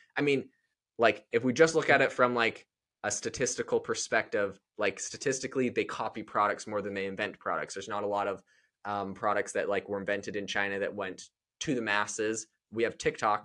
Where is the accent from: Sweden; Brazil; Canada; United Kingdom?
Canada; now in United States; I'm from Canada